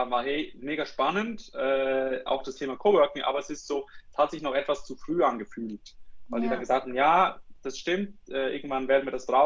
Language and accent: German; Switzerland; accent: Swiss; bin aus der Schweiz, wie, äh, wie man an meinem Akzent, glaube ich, glaube ich, hört.